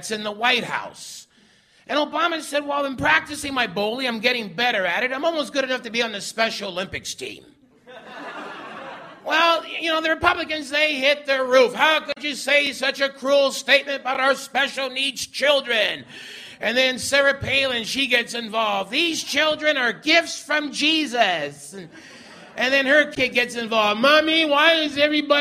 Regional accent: Winnipeg, Manitoba, Canada; moved away; I'm originally from Transcona, which is the Métis word for Ukrainians working at CN

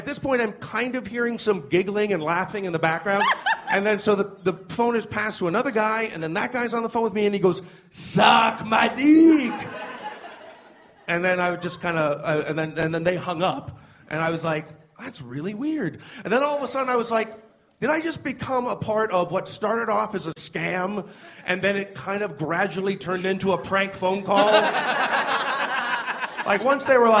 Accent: Toronto, Ontario, Canada; I'm from Toronto. It's very multicultural

